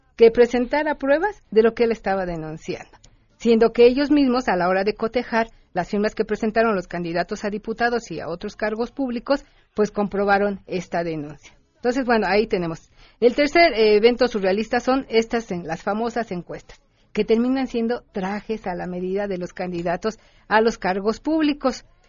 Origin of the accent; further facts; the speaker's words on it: Mexico; somos los mexicanos